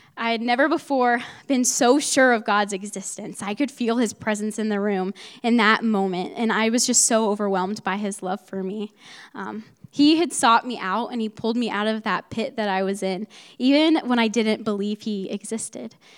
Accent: Mount Vernon, Ohio, United States; moved away; I'm from Mount Vernon, Ohio, which is about an two hours north from here

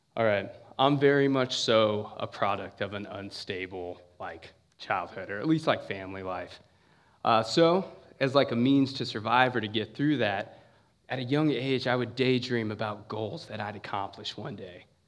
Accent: San Bernardino, California, United States; moved away as an adult; now in Ohio, United States; I'm from San Bernardino, California, for the most part

